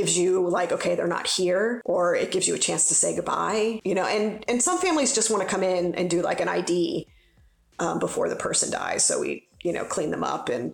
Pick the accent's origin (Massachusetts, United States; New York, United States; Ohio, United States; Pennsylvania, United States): Ohio, United States; Cincinnati; I grew up in Cincinnati.